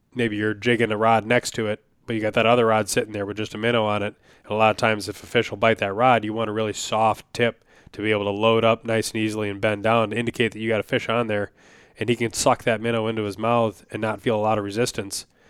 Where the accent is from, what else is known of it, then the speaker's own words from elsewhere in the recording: Wisconsin, United States; now in Minnesota, United States; I grew up in Wisconsin for at least a lot of my memorable childhood. You know, I lived in a couple places when I was very young